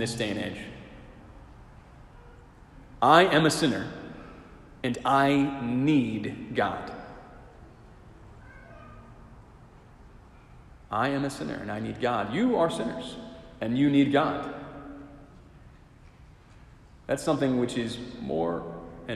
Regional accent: Silver Spring, Maryland, United States; I'm glad I'm from Silver Spring and not from Rockville.

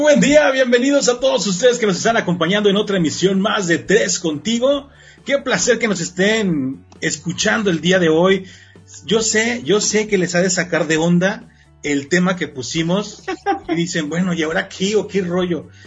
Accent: Mexico; como mexicanos

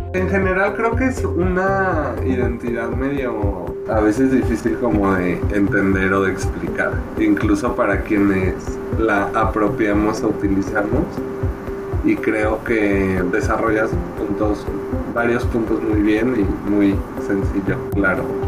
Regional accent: León, Guanajuato, Mexico; now in Guadalajara, Mexico; yo crecí en León, Guanajuato, que es una ciudad bastante conservadora

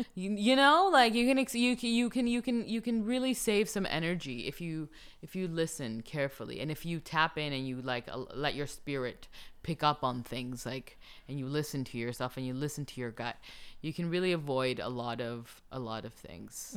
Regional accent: Colombia; moved away; I'm from Colombia

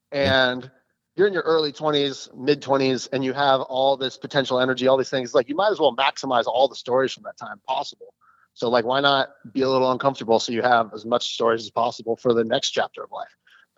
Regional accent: Eastern Oregon, United States; I grew up in Eastern Oregon in a really small mountain town.

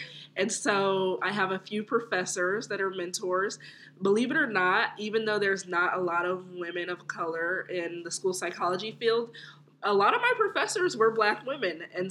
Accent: Upland, California, United States; also born or lived in Los Angeles, California; I was born in L.A., but I was raised in Upland, California, which is very suburban

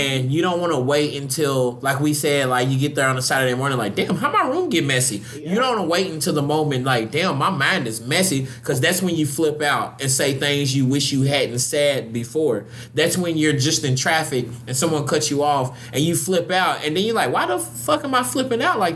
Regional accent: Louisville, Kentucky, United States; moved away; Growing up in Louisville

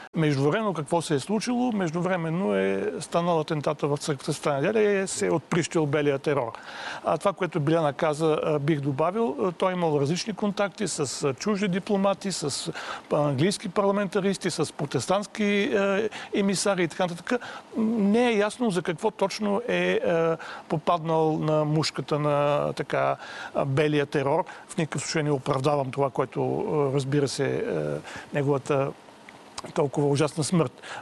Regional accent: Bulgaria; за нас, като българи, български читатели

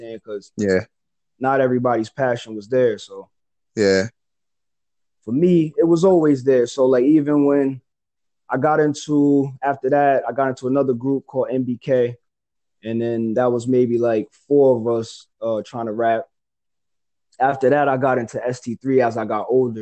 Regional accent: Nyack, New York, United States; I'm from Nyack, New York, so we call that the Yak for short

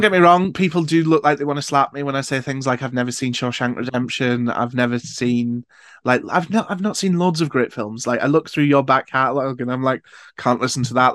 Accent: Newcastle upon Tyne, North East England, United Kingdom; I'm from Newcastle

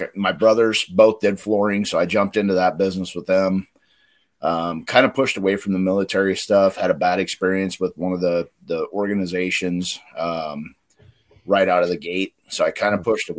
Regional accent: Northwest Kansas, United States; moved away as an adult; now in Nebraska, United States; I grew up in Northwest Kansas, a little town with nothing to do.

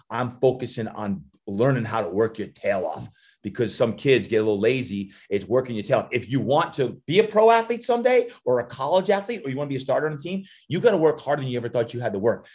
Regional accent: New Jersey, United States; growing up, even though I was from Jersey and loved the Giants

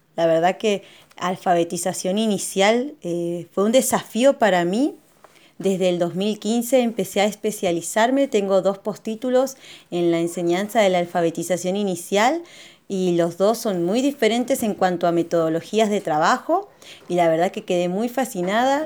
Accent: San Carlos de Bariloche, Río Negro, Argentina; soy de Río Negro, localidad Bariloche

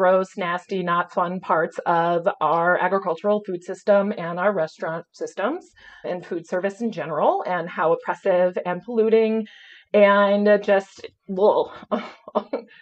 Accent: Illinois, United States; near where I grew up in Illinois

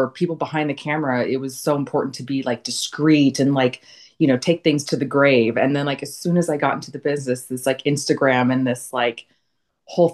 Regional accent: Camarillo, California, United States; also born or lived in Arizona; now in Los Angeles, United States; I'm originally from California. Grew up in Camarillo, which is like now where the outlet malls are

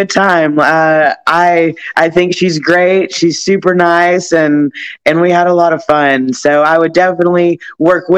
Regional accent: Atlanta, Georgia, United States; moved away as an adult; also born or lived in Tennessee; now in Texas, United States; I'm from Bad Street, Atlanta, GA, of course. I did grow up in Georgia

